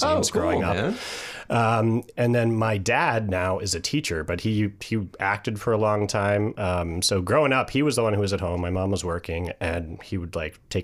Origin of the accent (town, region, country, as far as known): New York City, New York, United States; born or raised there